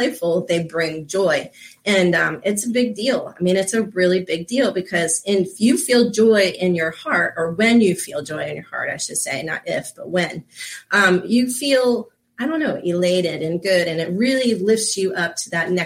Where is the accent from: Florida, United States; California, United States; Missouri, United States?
Florida, United States; I grew up here in Florida